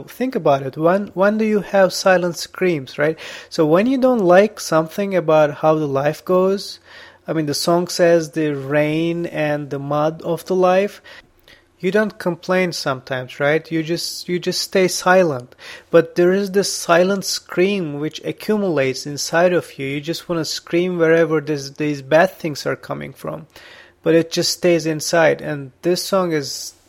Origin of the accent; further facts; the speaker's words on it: İzmir, Turkey; I was born in Izmir.